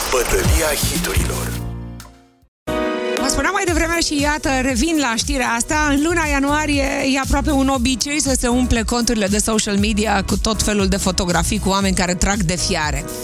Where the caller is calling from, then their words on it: Iași, Iași County, Romania; eu sunt … din Iași.